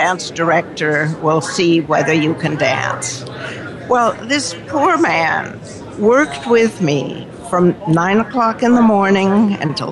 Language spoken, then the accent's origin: English; Los Angeles, California, United States; I was born in the Hollywood Hospital.